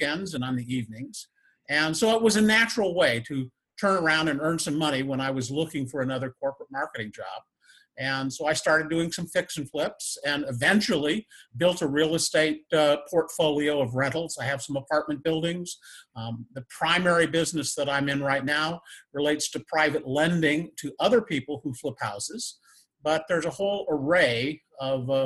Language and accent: English; northern Indiana, United States; I grew up in northern Indiana, right on Lake Michigan, on a blueberry farm.